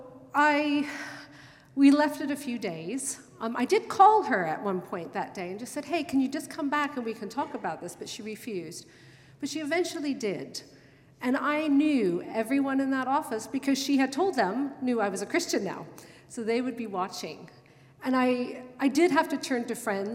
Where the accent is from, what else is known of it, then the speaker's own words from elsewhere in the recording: United States; moved away as an adult; now in London, United Kingdom; I'm American, and I hadn't learned British reservedness yet